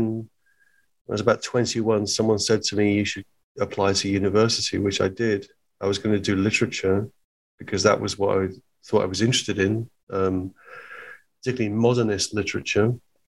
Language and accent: English; East of England, United Kingdom; I was born in Hertfordshire in England, about 30 miles north of London. But my family are all from Liverpool. I was the only member of my family wasn't born in Liverpool.